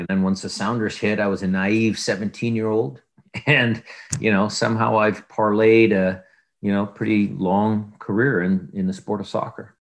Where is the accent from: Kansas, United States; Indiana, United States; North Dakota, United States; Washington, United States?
Washington, United States; Seattle; growing up in Seattle was, was pretty, pretty normal